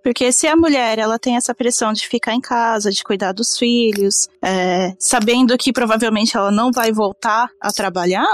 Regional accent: Brazil; now in Japan; eu sou brasileira

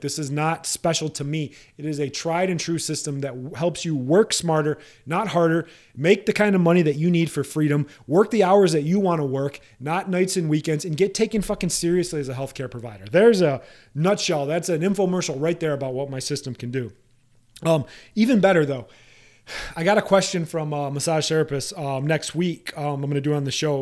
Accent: Iowa, United States; home state of Iowa

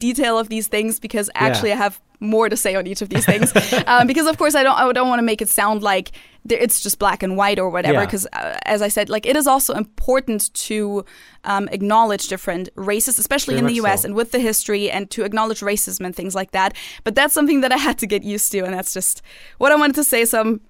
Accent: Germany; color of skin or like putting people into a race category was never a thing for me growing up in Germany.

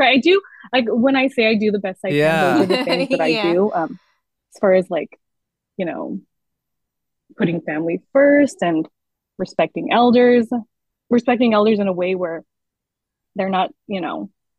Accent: United States; as a Filipino American and the first of my siblings born here, I don't speak Tagalog

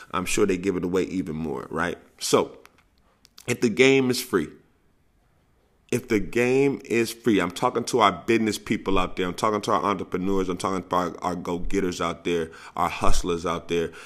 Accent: St. Louis, Missouri, United States; I'm from Saint Louis, where the nicknames come readily

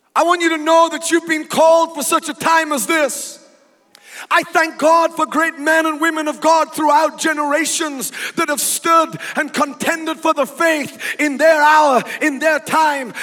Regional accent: England, United Kingdom; moved away as an adult; now in United States; I was born in England. I grew up in England.

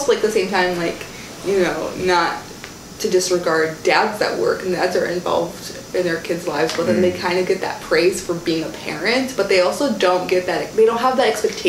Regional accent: Jerusalem, Palestine; English is a second language; also born or lived in Nablus; I was born in Jerusalem, came back here when I was really young, but then, like, when I was in sixth grade, I went back to Palestine. I lived around Jerusalem area, but then, like, navigated around the cities in Nablus.

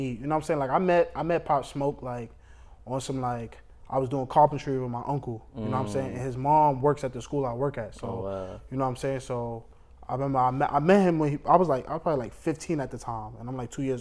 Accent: New York City, New York, United States; I'm from East New York, I pretty much went to school in East New York all my life

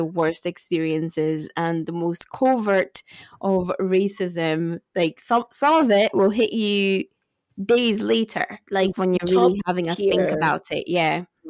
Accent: Musselburgh, Scotland, United Kingdom; If you think of the whitest Scottish town that you can think of, then you're pretty close, like, with Musselburgh.

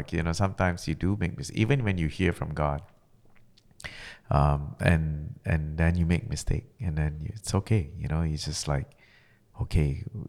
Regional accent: Malaysia; because, you know, I was originally from Malaysia.

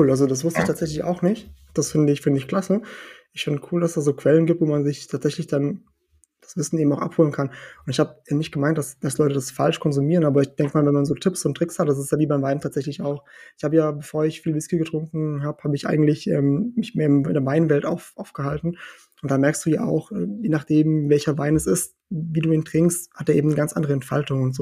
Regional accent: Portugal; also born or lived in Germany; bin ja in Portugal geboren, also geboren in Deutschland, aber ganz lange gelebt in Portugal, eigentlich aufgewachsen, meine ganze Kindheit in Portugal gehabt.

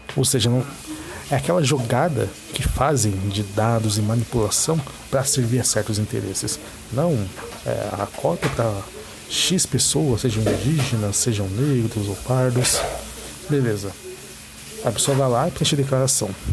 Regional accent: São Paulo, Brazil; A região de São Paulo capital, todos sabem que é uma megalópole. E temos de tudo aqui. Eu sou um cara negro da quebrada

